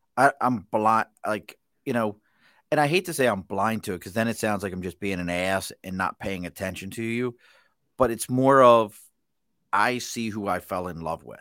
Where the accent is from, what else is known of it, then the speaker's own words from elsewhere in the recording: Baltimore, Maryland, United States; accent: Mid-Atlantic; I'm from Baltimore